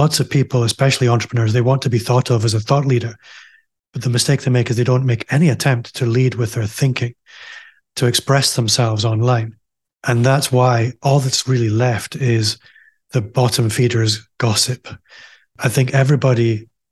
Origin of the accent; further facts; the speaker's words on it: Aberdeen, Scotland, United Kingdom; moved away as an adult; now in Glasgow, United Kingdom; I'm also from Aberdeen, as you might be able to tell if you're listening. I left Aberdeen a couple of years ago. I live in Glasgow now.